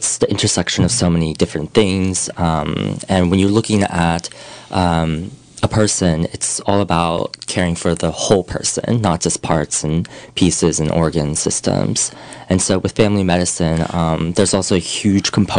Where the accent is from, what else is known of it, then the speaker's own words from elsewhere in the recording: Pleasanton, California, United States; moved away as an adult; also born or lived in upstate New York / Boston; now in Mendocino County, United States; I grew up in Northern California, Pleasanton, California